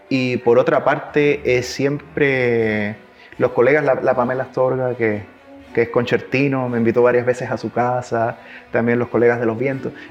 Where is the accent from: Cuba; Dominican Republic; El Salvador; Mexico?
Cuba; accent: mix of Cuban, Chilean and Spanish; cuando estoy acá {S1} me notan que tengo un acento cubano. {S0} Entonces es como {S1} un, acento que es como una mezcla entre cubano, chileno y español.